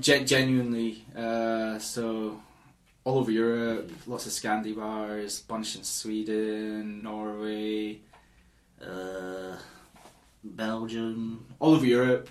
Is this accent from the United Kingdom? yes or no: yes; Edinburgh, Scotland, United Kingdom; So Edinburgh, I'm from Edinburgh.